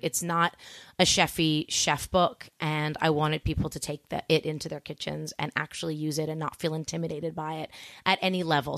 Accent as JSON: {"language": "English", "town": "Toronto", "region": "Ontario", "country": "Canada", "tie": "born or raised there", "also_born_or_lived": "Montreal", "said": "I grew up in Toronto"}